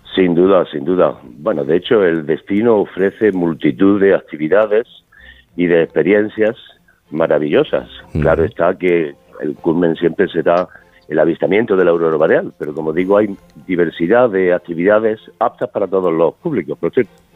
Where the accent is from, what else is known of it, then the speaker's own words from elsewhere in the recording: Granada, Andalusia, Spain; moved away as an adult; also born or lived in Stockholm; yo soy nacido en Granada